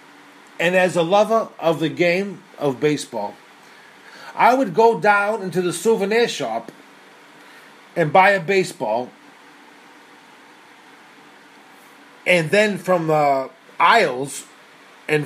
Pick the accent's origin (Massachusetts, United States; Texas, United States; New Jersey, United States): Massachusetts, United States; now in Tokyo, Japan; my home state of Massachusetts